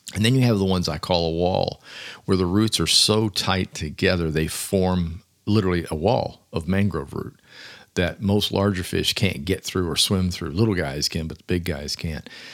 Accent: Clearwater, Florida, United States; also born or lived in Miami / Fort Lauderdale / Fort Myers / Louisville, Kentucky; now in Florida Keys, United States; So I grew up in the Tampa Bay area in Clearwater, so.

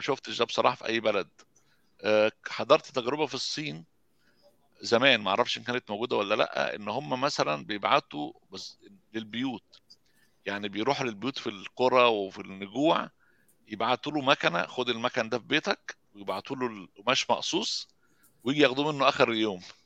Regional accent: Egypt; now in Sweden; احنا عندنا في مصر

